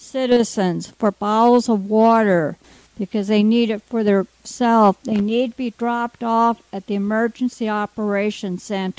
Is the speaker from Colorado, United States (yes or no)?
yes; Colorado, United States; now in Florida, United States; I'm from Colorado